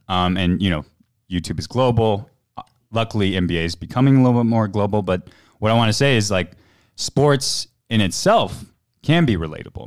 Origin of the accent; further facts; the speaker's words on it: Houston, Texas, United States; moved away; I grew up in Houston, um, as an Asian American